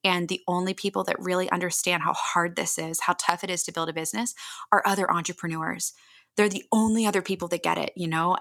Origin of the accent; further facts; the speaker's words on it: Annapolis, Maryland, United States; moved away as an adult; also born or lived in California; a community in my hometown of Annapolis, Maryland